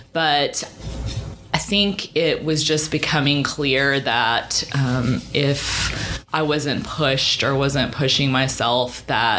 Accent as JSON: {"language": "English", "town": "Hot Springs", "region": "Arkansas", "country": "United States", "tie": "born or raised there", "also_born_or_lived": "Massachusetts", "lives_now": "Little Rock, United States", "said": "I grew up in Hot Springs, and I have lived in Little Rock now"}